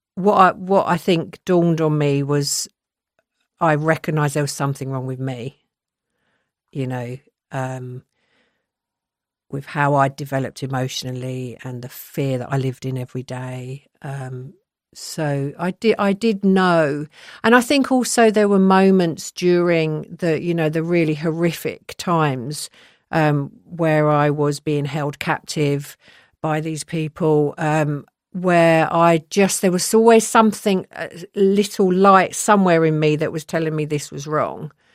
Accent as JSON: {"language": "English", "region": "London", "country": "United Kingdom", "tie": "born or raised there", "lives_now": "Surrey, United Kingdom", "said": "I'm from Southwest London. I spent my first ten years there"}